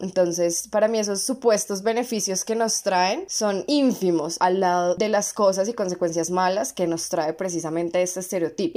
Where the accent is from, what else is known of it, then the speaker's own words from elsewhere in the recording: Bogotá, Colombia; also born or lived in Medellín; acá en, en Bogotá, que es de donde soy